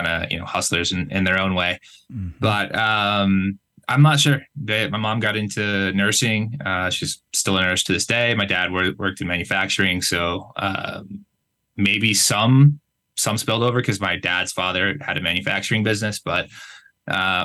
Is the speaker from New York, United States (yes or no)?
no; Connecticut, United States; moved away as an adult; also born or lived in Playa del Carmen, Mexico; now in Guadalajara, Mexico; growing up in Connecticut in general. And the area I'm from is generally a pretty wealthy area